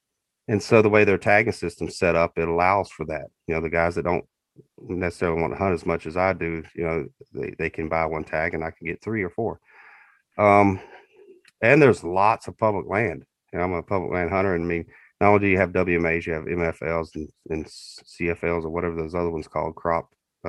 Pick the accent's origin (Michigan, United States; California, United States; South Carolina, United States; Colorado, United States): South Carolina, United States; moved away as an adult; now in Minnesota, United States; Born and raised in South Carolina. Grew up hunting down there, mostly public land. Loved turkey hunting, deer hunting. 13 years ago, moved up here to Minnesota.